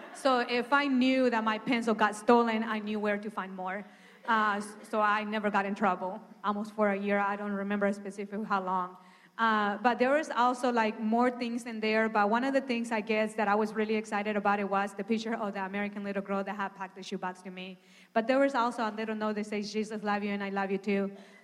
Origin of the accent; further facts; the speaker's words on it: Honduras; I'm original from Honduras. And I have a twin sister.